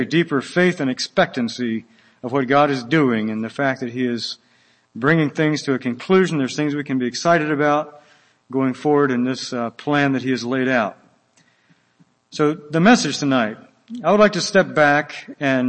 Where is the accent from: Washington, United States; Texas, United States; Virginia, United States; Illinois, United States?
Virginia, United States; Willis Ridge, Floyd County; moved away as an adult; also born or lived in Guatemala; I am from Wills Ridge, which is Floyd County, Virginia. It's a one stoplight county. We're a very rural place and love to keep it that way